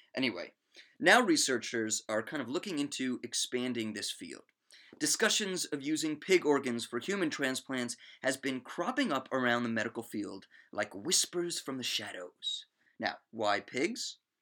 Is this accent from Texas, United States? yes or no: no; Maryland, United States; my home state of Maryland